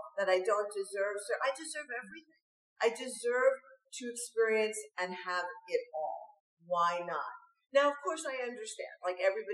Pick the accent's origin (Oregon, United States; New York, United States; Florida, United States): New York, United States; when I was growing up in New York.